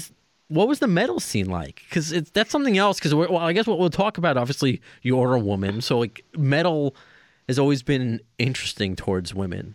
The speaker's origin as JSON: {"language": "English", "area": "Long Island", "region": "New York", "country": "United States", "said": "I'm from Long Island, New York, so every band comes through here."}